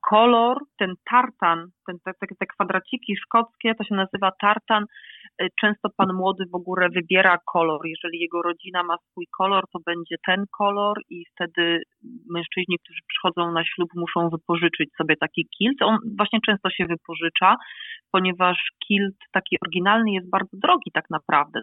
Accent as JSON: {"language": "Polish", "country": "Poland", "moved": "as an adult", "lives_now": "Scotland", "said": "Ja wyjechałam z Polski tuż po studiach"}